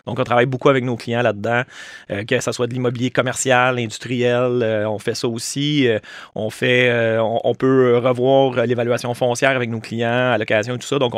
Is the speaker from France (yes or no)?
no; Estrie, Quebec, Canada; En Estrie. Oui, ouais, je suis né en Estrie.